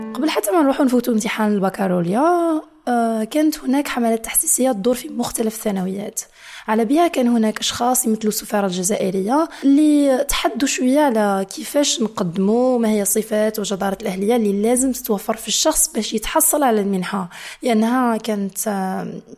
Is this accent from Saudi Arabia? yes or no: no; Niamey, Niger; moved away as an adult; now in Biskra, Algeria; كبرت في حي اسمه بوكوكي